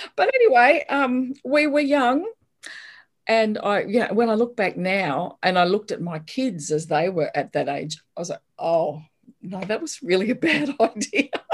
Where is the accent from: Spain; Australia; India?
Australia; Brisbane, Queensland; I grew up in Brisbane and went to the state school up the road